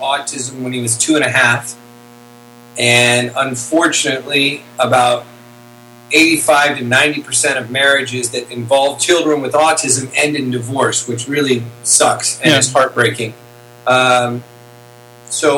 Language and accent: English; Santa Monica, California, United States; also born or lived in Hollywood, California; I was born in 1971 in Santa Monica, California.